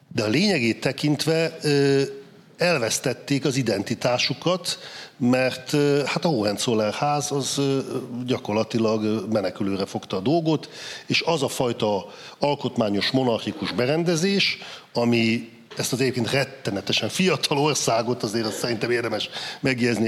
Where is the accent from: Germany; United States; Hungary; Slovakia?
Germany; Saxony-Anhalt; én Kelet-Németországban születtem, ott nőttem föl, száz anhal tartományban